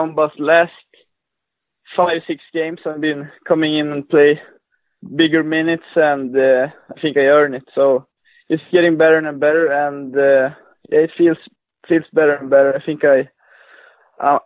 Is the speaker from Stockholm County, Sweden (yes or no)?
no; Luleå, Norrbotten County, Sweden; I'm from the northern part of Sweden, a city called Lulea.